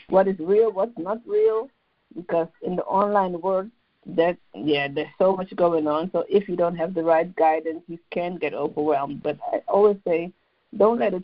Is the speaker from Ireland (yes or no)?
no; Amsterdam, North Holland, Netherlands; moved away as an adult; now in London, United Kingdom; I am born and raised in Amsterdam, but I currently live in London in the UK